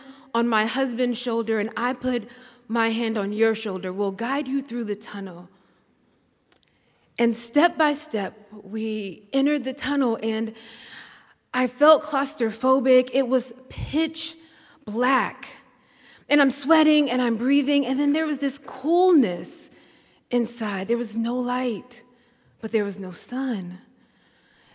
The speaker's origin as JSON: {"language": "English", "region": "Mississippi", "country": "United States", "said": "I'm from Mississippi."}